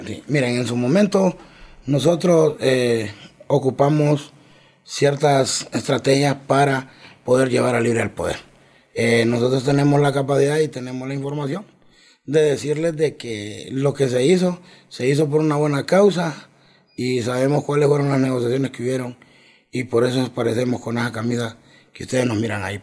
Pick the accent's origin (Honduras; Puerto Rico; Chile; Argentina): Honduras; Mangulile, Olancho; now in Francisco Morazán, Honduras; vengo de Mangulillo Lancho, me vine joven de allá